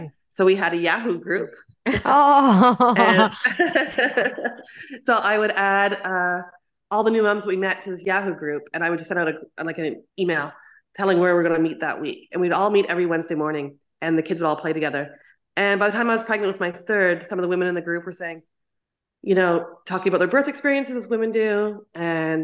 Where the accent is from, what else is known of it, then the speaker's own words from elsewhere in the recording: Canada; moved away as an adult; now in Taiwan; So I'm from Canada, but I left Canada. I came here when I was 21.